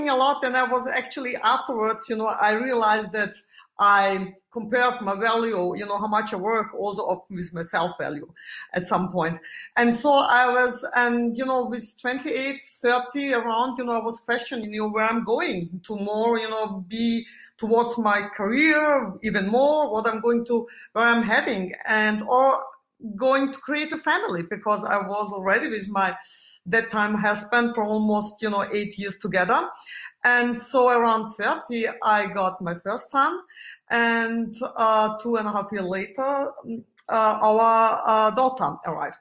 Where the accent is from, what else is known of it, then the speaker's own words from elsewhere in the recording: Vienna, Austria; I'm living in Vienna, and that's my hometown